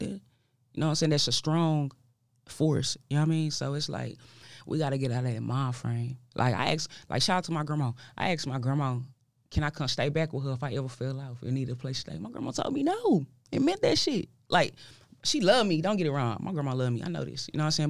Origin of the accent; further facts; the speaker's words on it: Dallas, Texas, United States; I'm from Dallas